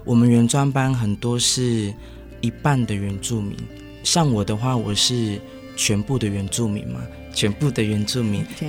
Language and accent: Chinese; Taiwan; 我其实从小是从部落长大的孩子，其实到大学文化对我来说是什么？从小在部落长大，我是一个比较属于传统的孩子，我是泰雅族